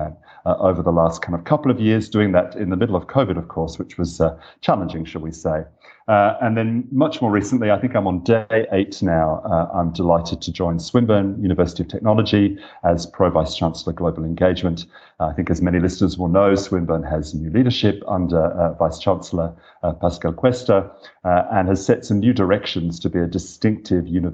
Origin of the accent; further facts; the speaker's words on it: Australia; moved away as an adult; also born or lived in Dublin, Ireland; working as an Australian in Europe for the last 5 years